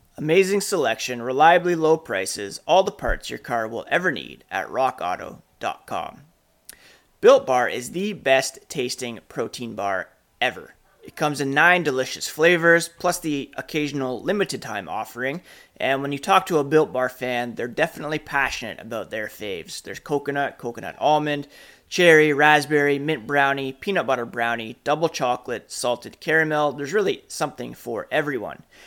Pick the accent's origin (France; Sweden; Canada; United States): Canada; I'm Canadian